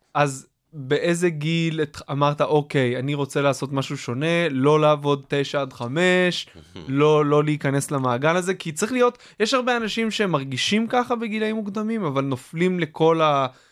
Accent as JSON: {"language": "Hebrew", "town": "Kfar Hasidim", "region": "Haifa District", "country": "Israel", "tie": "born or raised there", "said": "אני סוג של גדלתי, גדלתי בכפר חסידים, שזה ליד יגור"}